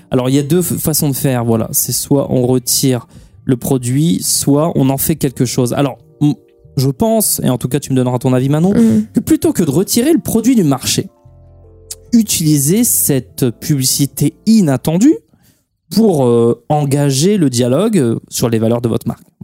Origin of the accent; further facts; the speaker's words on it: Portugal; Moi je suis portugais